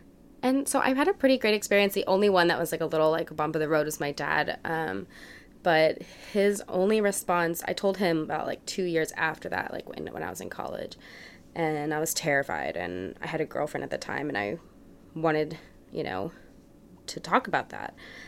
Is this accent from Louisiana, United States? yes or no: yes; New Orleans, Louisiana, United States; born there; also born or lived in Dallas, Texas / Massachusetts; I was born in New Orleans, and I lived in Dallas, Texas for a while. I spent my high school years in Massachusetts at a boarding school